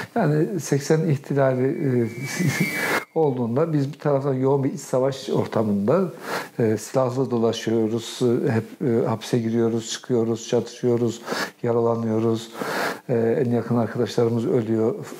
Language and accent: Turkish; Kahramanmaraş, Turkey; moved away; also born or lived in Osmaniye; Kahramanmaraş'ta çocukluğum, gençliğimin ilk, ilk yılları Maraş'ta geçti.